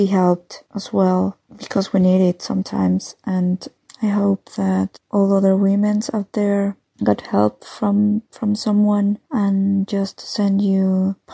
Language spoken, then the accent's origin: English; Mexico; first language Spanish; English is a second language; now in Germany; I live in Germany and I come from Mexico